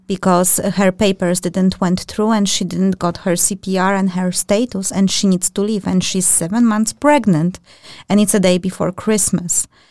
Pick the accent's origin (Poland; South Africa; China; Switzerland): Poland; now in Denmark; I'm from European Union, just like Marta, we are Polish